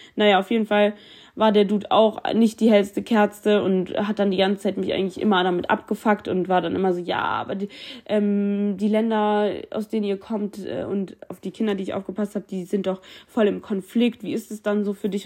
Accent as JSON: {"language": "German", "country": "Germany", "tie": "born or raised there", "said": "Ich bin in Deutschland geboren, ich fühle mich deutsch und ich liebe es, deutsch zu sein."}